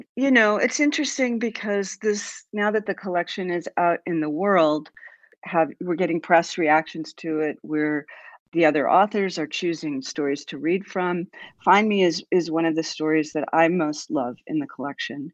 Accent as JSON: {"language": "English", "country": "United States", "said": "I will speak as an American"}